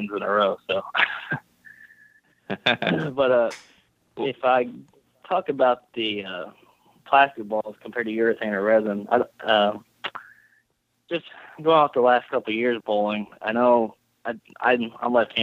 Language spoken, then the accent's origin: English; Evansville, Indiana, United States; moved away as an adult; I'm originally from Evansville, Indiana, which is about 3.5 hours away.